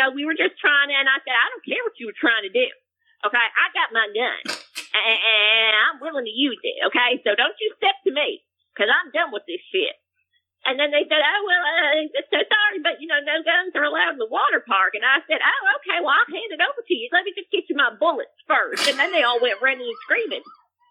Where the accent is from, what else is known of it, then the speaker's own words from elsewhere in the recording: Texas, United States; You know, we're from Texas